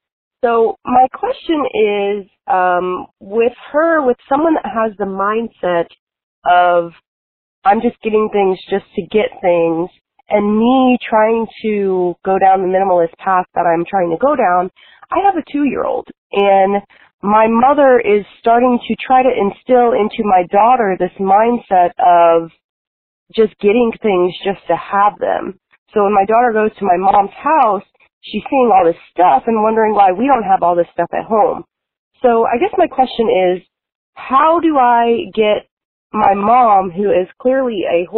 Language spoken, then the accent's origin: English; Tampa, Florida, United States; I'm from Tampa, Florida.